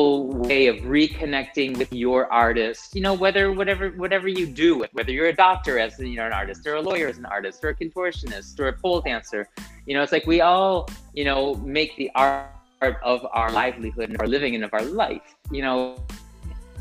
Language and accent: English; United States; moved away as an adult; now in Tel Aviv, Israel; I live in Tel Aviv now. I moved to Israel. I'm Israeli now, I'm American now.